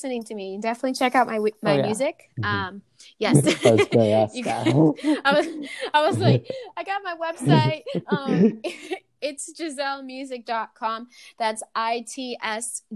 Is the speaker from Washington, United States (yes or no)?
no; Buffalo, New York, United States; moved away; go back home, mm-hmm. Where I grew up in Buffalo.